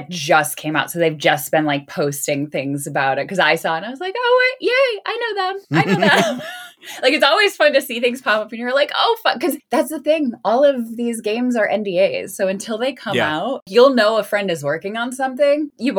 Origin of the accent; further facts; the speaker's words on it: Crystal Lake, Illinois, United States; And I'm also from Crystal Lake, so it's kind of like